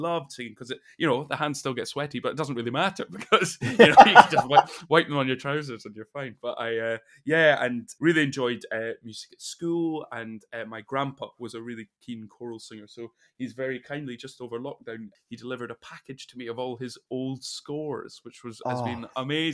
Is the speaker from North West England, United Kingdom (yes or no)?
no; Elgin, Scotland, United Kingdom; moved away as an adult; also born or lived in Aberdeen; now in Manchester, United Kingdom; I was born in Aberdeen and then moved to this wee place called Elgin, which is kind of midway between Inverness and Aberdeen. So it's in the northeast of Scotland, and grew up there